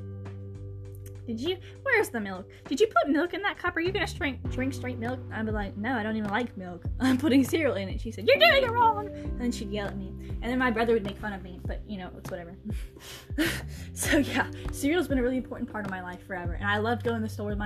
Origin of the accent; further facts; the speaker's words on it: United States; we're from America